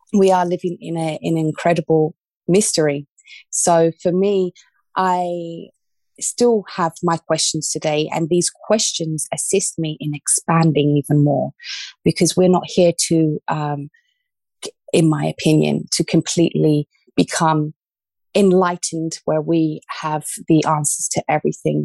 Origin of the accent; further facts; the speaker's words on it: London, United Kingdom; moved away as an adult; also born or lived in Australia; now in Ibiza, Spain; I was born in Australia, um, but I grew up in the UK, in London, southwest London.